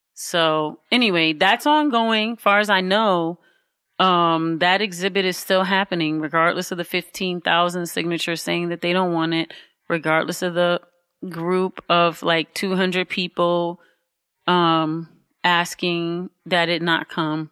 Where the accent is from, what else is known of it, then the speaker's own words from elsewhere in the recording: Highland Park, Michigan, United States; now in Detroit, United States; I was born in Highland Park. Mm-hmm, Highland Park Hospital